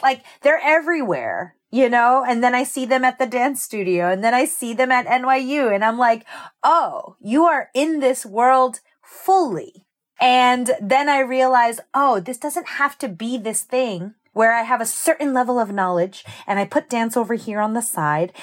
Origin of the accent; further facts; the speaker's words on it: Lakewood, New Jersey, United States; I'm from Lakewood, New Jersey, which if there's no context for that, that's by the Jersey Shore. And I grew up with my mother, my father, my brother, and my maternal grandmother. And we are Jersey-born and bred.